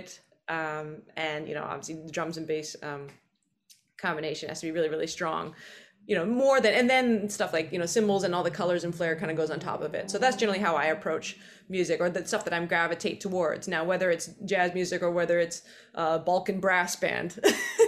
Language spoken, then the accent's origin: English; British Columbia, Canada; moved away as an adult; now in New York City, United States; I'm from British Columbia, Canada. I'm in New York City today, and I've been here for 11 years